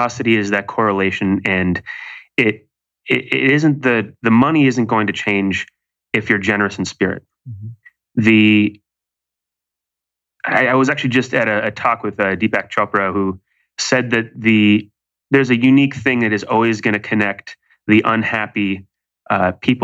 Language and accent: English; Malibu, California, United States; now in New York City, United States; I grew up in Malibu, California, where there happen to be fabulously wealthy people who have everything